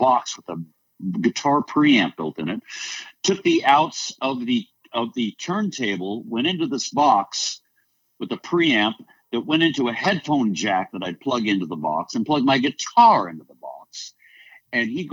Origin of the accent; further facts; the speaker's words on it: Alameda, California, United States; my hometown next to Alameda, California, where I grew up